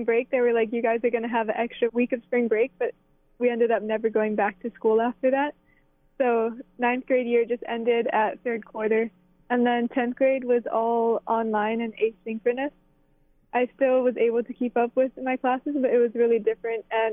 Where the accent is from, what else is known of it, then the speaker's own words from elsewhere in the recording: Ka'a'awa, Hawaii, United States; represent Hawaii and my school and even my hometown, like putting Ka'ava on the map